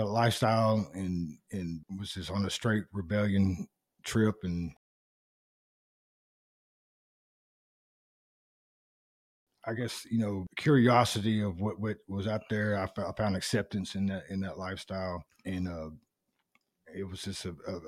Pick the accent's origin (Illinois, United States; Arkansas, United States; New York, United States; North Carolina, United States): Arkansas, United States; North Little Rock; I was from Lakewood